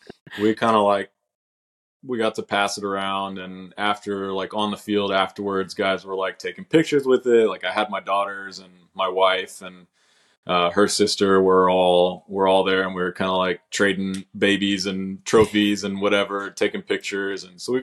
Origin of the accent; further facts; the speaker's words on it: Oklahoma City, Oklahoma, United States; born and raised in Oklahoma City